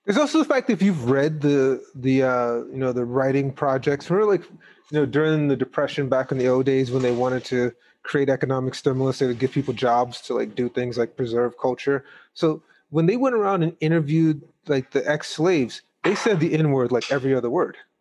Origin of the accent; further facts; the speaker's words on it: Gary, Indiana, United States; I'm from Gary, Indiana, and I went to an all-black magnet program.